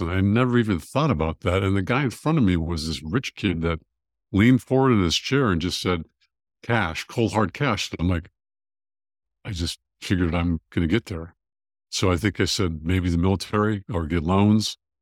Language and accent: English; California, United States; now in Georgia, United States; I grew up in California